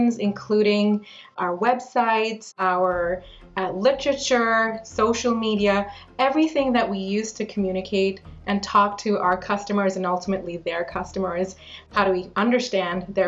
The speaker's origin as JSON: {"language": "English", "town": "New Delhi", "region": "Delhi", "country": "India", "tie": "born or raised there", "moved": "yes", "lives_now": "London, Canada", "said": "I've been living in Canada for the past 20 years, but I grew up in New Delhi in India, and my family moved here to London, Ontario 20 years ago this year."}